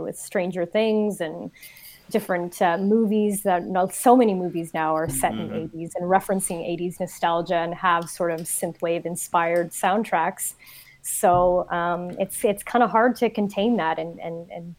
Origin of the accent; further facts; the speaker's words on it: Toronto, Ontario, Canada; my hometown, Toronto